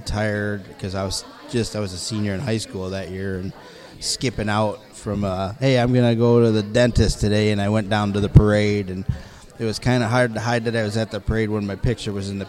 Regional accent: East Side, Ohio, United States; I grew up on the East Side. I was a sports arena guy.

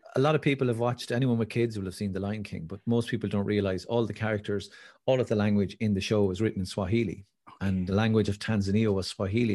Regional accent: Wicklow, Leinster, Ireland; I grew up in Wicklow

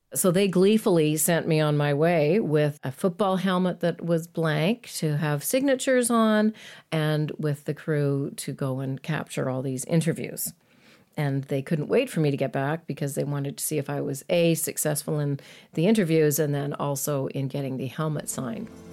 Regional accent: Edmonton, Alberta, Canada; I grew up in Edmonton

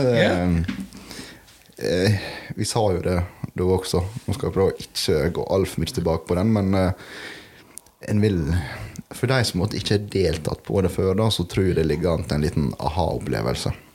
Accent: Norway; der jeg kommer ifra

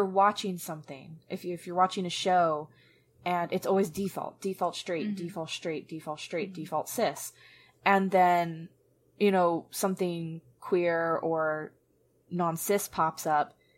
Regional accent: Atlanta, Georgia, United States; I was from Atlanta, but then I got moved to a very conservative place by the time I was 11

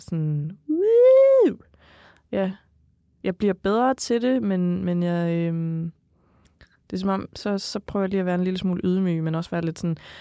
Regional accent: Jutland, Denmark; accent: Jutlandic; Jysk, fordi jeg er jyde

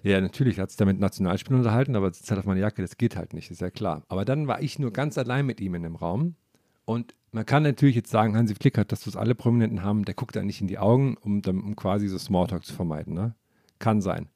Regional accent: eastern Germany, Germany; Zumindest bei uns im Osten

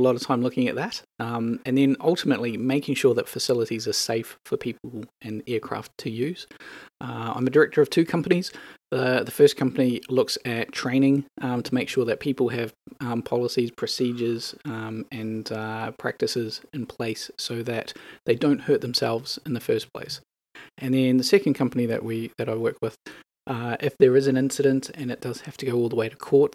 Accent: New Zealand; moved away as an adult; now in Edinburgh, United Kingdom; So my accent will give away. I'm not local. I am from New Zealand.

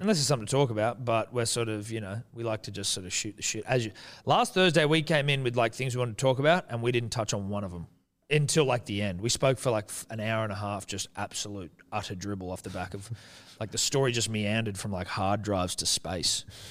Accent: New Zealand; I'm Kiwi.

